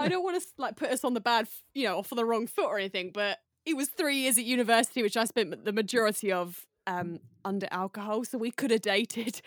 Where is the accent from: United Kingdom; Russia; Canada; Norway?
United Kingdom; moved away; I'm very British